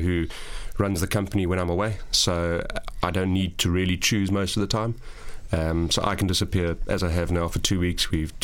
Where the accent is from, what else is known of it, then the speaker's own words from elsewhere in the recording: South Africa; as a South African referee